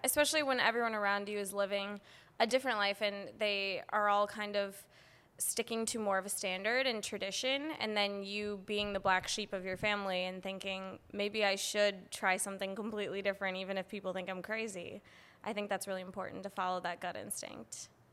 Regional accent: Madison, Wisconsin, United States; moved away as an adult; now in San Diego, United States; I'm from Wisconsin

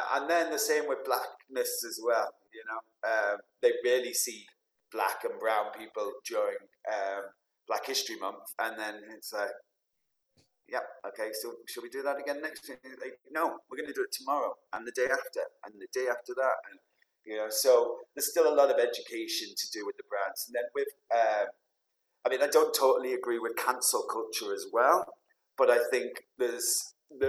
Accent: Manchester, North West England, United Kingdom; It's from my hometown, Manchester

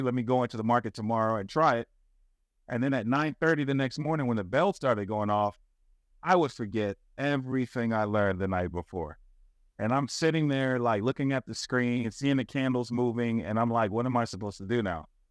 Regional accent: the South, United States; I was raised in the South, you know, I, I, I didn't grow up in Italy

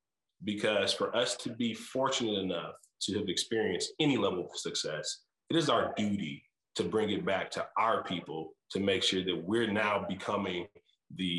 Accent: Muskegon Heights, Michigan, United States; moved away as an adult; also born or lived in Chicago; I'm still from Muskegon Heights

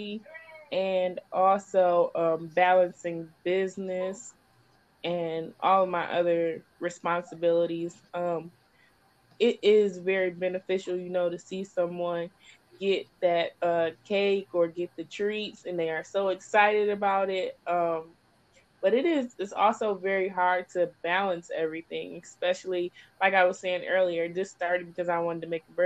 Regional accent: Michigan, United States; I'm from Michigan

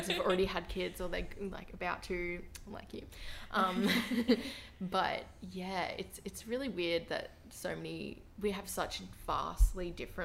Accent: Clunes, New South Wales, Australia; now in Brisbane, Australia; Clunes, yeah, sort of like 30, 40 minutes from Byron Bay in New South Wales

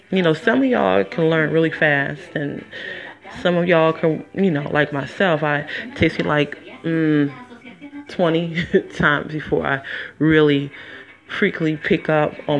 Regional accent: Detroit, Michigan, United States; moved away as an adult; also born or lived in Las Vegas, Nevada; I'm from Detroit, Michigan

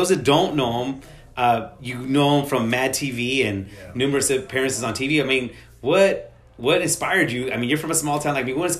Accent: Modesto, California, United States; people know I'm from Modesto, 209 through and through.

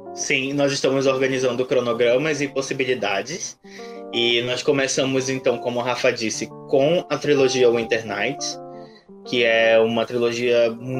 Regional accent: Amazonas, Brazil; Eu sou do Amazonas

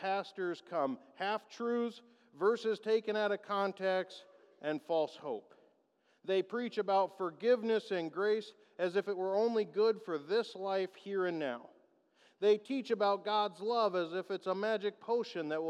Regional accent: United States; As American Christians, we have let our culture, our society, and our national pride influence our faith

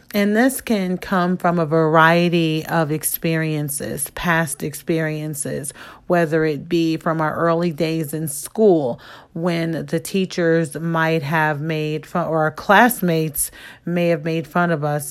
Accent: Midwest, United States; I come from the Midwest. And so there's different linguistic type of things happening that might not exist outside of where I was born or where I grew up.

